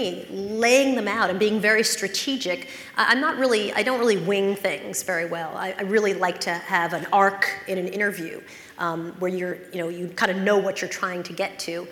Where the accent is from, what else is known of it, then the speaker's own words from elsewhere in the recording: North Shore of Long Island, New York, United States; I grew up in the North Shore of Long Island